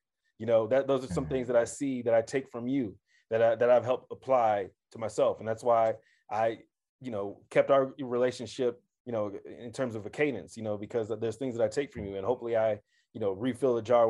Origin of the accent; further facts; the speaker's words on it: Kansas City, Missouri, United States; now in Denver, United States; For the audience, I'm from Kansas City.